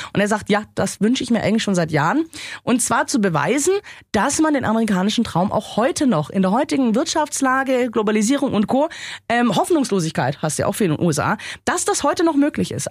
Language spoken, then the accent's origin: German; Germany; bei uns in Deutschland